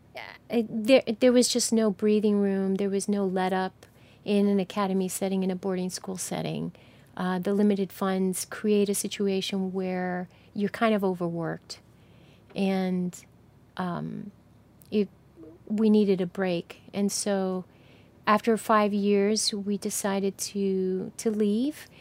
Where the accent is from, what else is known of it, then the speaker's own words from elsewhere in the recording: New Jersey, United States; moved away; I'm from New Jersey